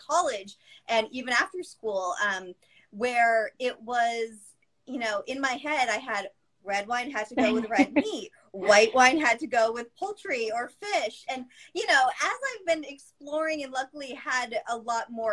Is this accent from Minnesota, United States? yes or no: no; Massachusetts, United States; the way that I grew up saying it in Massachusetts